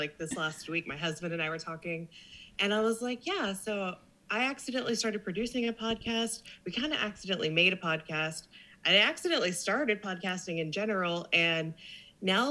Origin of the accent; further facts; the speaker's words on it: south of Kansas City, Missouri, United States; moved away as an adult; now in Corpus Christi, United States; I was born and raised south of Kansas City.